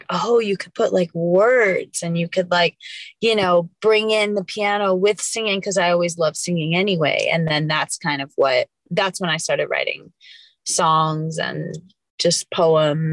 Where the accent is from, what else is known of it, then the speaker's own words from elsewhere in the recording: New York City, New York, United States; moved away as an adult; now in Los Angeles, United States; I'm from New York, grew up in Queens, and then went to school there and then moved out to LA in 2013, 2014